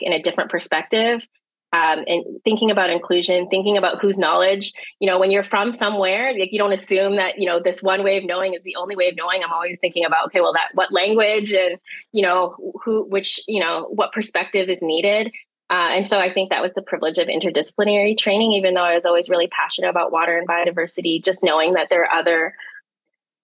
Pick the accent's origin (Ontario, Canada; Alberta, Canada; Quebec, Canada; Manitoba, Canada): Ontario, Canada; Toronto; also born or lived in Manila, Philippines; now in Windsor, Canada; I grew up on the shores of Lake Ontario in the east side, east end of the city of Toronto